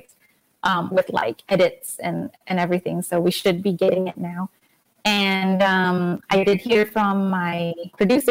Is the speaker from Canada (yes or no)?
no; Singapore; I grew up in Singapore